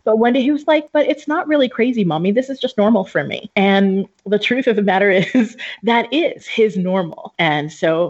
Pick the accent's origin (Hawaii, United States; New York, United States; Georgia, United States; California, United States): California, United States; Southern; moved away as an adult; also born or lived in Japan; now in Albania; I grew up in Southern California